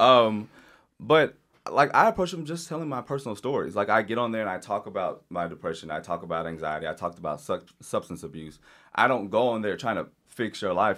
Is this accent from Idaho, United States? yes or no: no; Louisiana, United States; I grew up in Louisiana.